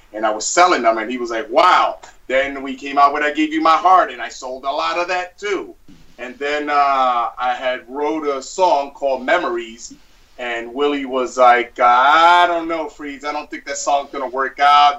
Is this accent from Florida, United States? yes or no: no; New York City, New York, United States; I was born and raised in Brooklyn